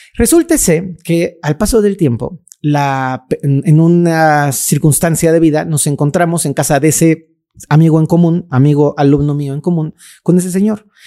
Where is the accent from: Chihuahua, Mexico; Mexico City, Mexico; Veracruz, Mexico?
Mexico City, Mexico; crecí en un pueblito que se llama Santa Cruz Acatlán, un pueblo muy bonito que ya se comió la Ciudad de México